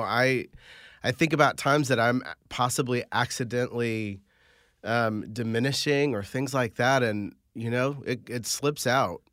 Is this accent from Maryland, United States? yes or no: no; Carmel, Indiana, United States; I grew up in Indiana